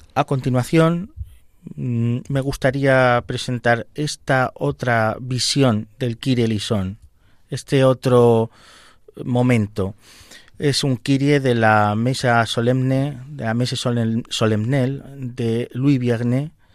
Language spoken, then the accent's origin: Spanish; Valdepeñas, Castilla-La Mancha, Spain; tengo parte de mi corazón en mi pueblo, en Valdepeñas